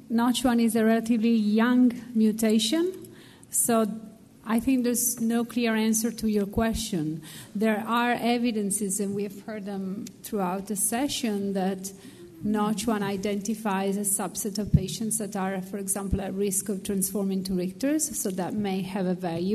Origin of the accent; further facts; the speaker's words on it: Italy; I come from Italy, where we have a public health system